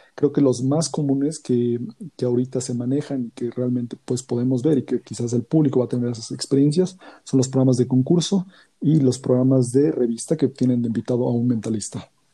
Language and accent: Spanish; Mexico City, Mexico; soy de la Ciudad de México